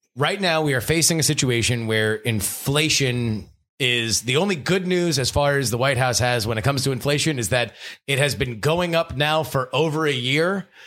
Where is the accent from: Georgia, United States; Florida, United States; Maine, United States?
Florida, United States; South; I'm from South Florida